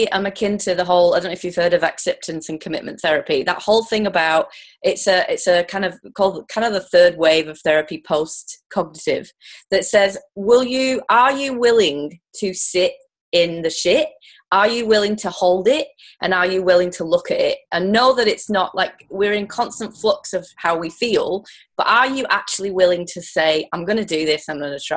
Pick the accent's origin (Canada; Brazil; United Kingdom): United Kingdom; moved away; I'm a UK person born and bred